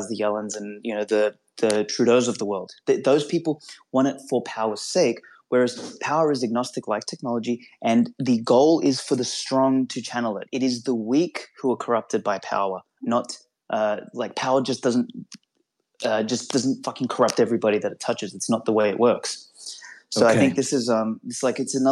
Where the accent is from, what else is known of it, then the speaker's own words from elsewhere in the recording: North Macedonia; moved away; I went back to Macedonia, my home country, a number of years ago